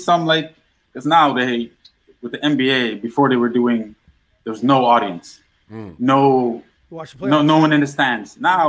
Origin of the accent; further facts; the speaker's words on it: New Amsterdam, East Berbice-Corentyne, Guyana; born there; I was born in South America, Guyana. Mm-hmm. One of the cities, well, the capital there is like Georgetown, but I was born in Berbice. Mm-hmm. And if you're Guyanese, you already know where Berbice is. It's New Amsterdam, but it's just a little town across the lake.